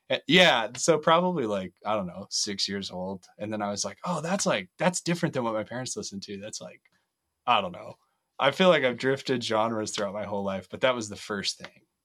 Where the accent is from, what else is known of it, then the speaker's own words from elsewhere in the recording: Loveland, Colorado, United States; now in Fort Collins, United States; I grew up in Loveland most of my life, um, live in Fort Collins now